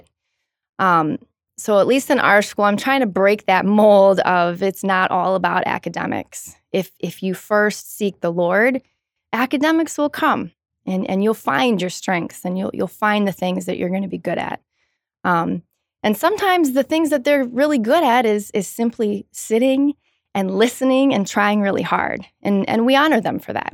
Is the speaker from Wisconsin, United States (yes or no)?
yes; Madison, Wisconsin, United States; born and raised, uh, just a couple of miles from here, um, near the campus